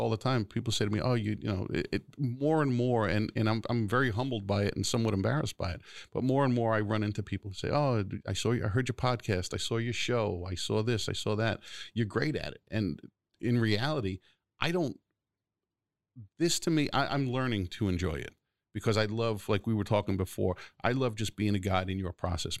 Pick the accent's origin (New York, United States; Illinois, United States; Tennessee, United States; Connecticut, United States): New York, United States; New York City; also born or lived in Garden City, New York / Brooklyn (family); Floral Park, which is where I grew up till I was ten. And then I moved over the Nassau County line to Garden City